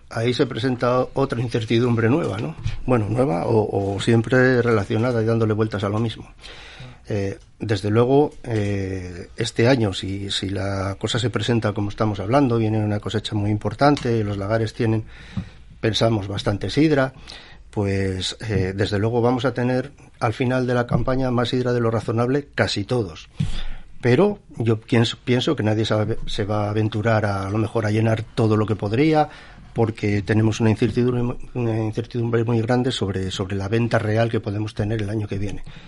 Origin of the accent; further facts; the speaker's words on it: Asturias, Spain; somos aquí, vivimos de aquí, somos asturianos como los demás